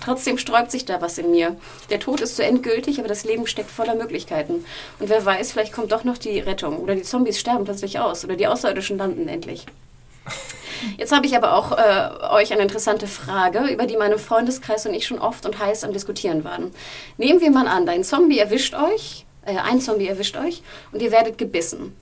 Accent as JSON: {"language": "German", "region": "Hamburg", "country": "Germany", "tie": "born or raised there", "said": "aus meiner Heimatstadt Hamburg"}